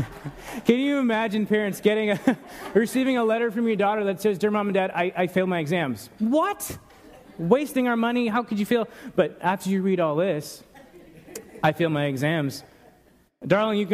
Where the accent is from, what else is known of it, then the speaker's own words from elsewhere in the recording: New York, United States; now in Paso Robles, United States; Growing up in New York, we would drive for hours at a time to go to one place